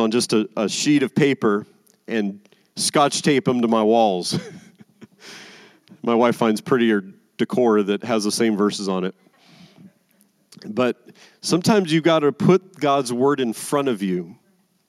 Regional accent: Las Vegas, Nevada, United States; I'm from Vegas

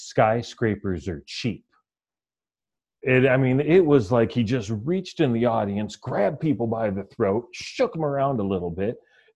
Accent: Detroit, Michigan, United States; We're all from Detroit.

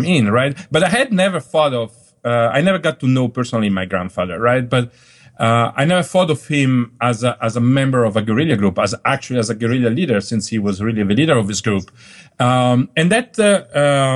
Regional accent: northern Italy, Italy; moved away as an adult; also born or lived in Dolomites / Palermo / Germany / Switzerland; now in New York, United States; I grew up in Northern Italy

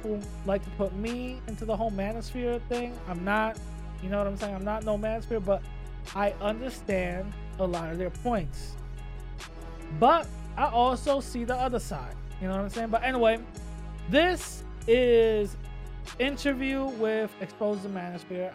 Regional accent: New York City, New York, United States; growing up in the Bronx

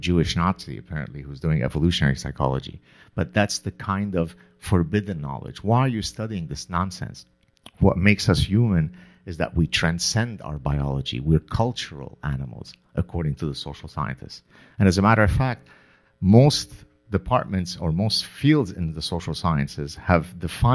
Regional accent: Lebanon; moved away; also born or lived in Canada; growing up in the Lebanese Civil War

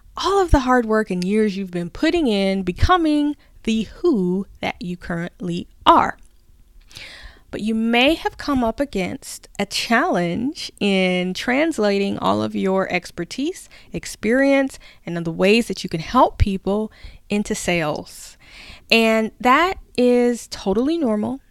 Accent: the South, United States; I grew up in the South.

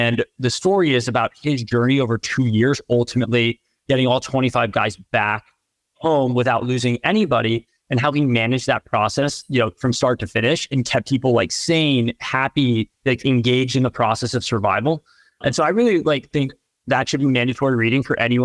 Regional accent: East Coast, United States; moved away as an adult; now in San Francisco Bay Area, United States; I grew up on the East Coast

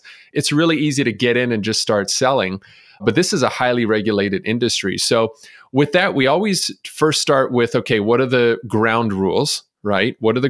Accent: Montreal, Quebec, Canada; moved away as an adult; now in Chicago, United States; when I moved to Chicago from Montreal, I was 21 years old.

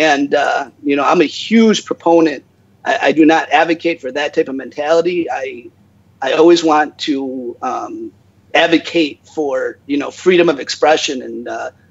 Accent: United States; I'm American, right? I was born and raised in America

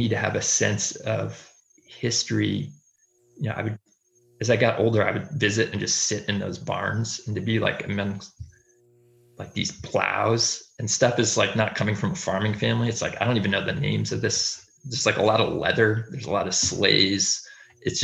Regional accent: Durham, New Hampshire, United States; I grew up in Durham, New Hampshire

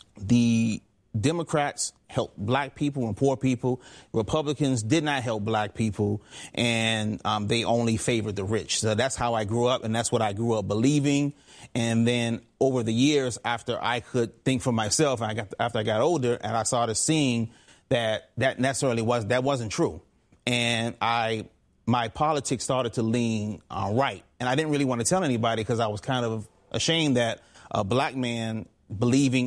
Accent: Forestville, Maryland, United States; also born or lived in Washington, D.C.; I was born in Washington, D.C. I was raised in a small town, Forestville, Maryland, a little bit outside of Washington, D.C.

